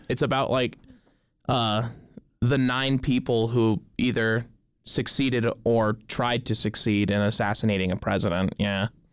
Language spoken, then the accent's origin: English; Dillon, Montana, United States; I grew up in Dillon, Montana